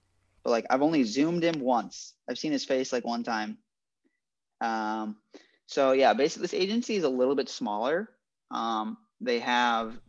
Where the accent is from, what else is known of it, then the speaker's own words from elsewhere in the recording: Midwest, United States; moved away as an adult; also born or lived in Minnesota; now in Los Angeles, United States; I grew up in the Midwest